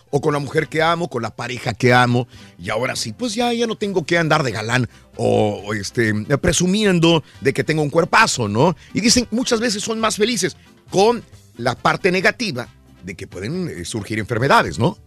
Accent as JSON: {"language": "Spanish", "region": "northern Mexico", "country": "Mexico", "said": "nosotros que somos del norte de México"}